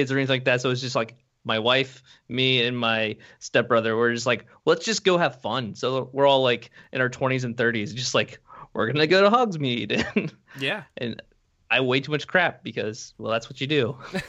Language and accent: English; Ohio, United States; I'm originally from Ohio.